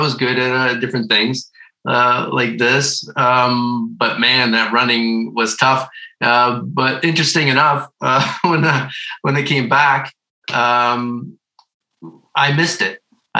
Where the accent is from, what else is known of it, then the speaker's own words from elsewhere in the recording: Dunnville, Ontario, Canada; first language Ukrainian; English is a second language; also born or lived in Toronto / Stoney Creek; we moved from Toronto. We moved to Dunville, Ontario. And that's where I grew up, in a small town. It's on Lake Erie. And we were on a farm there.